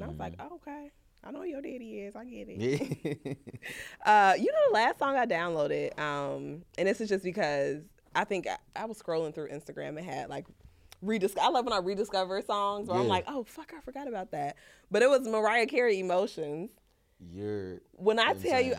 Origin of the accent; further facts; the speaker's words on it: Jamaica; I'm Jamaican, so that's my shit.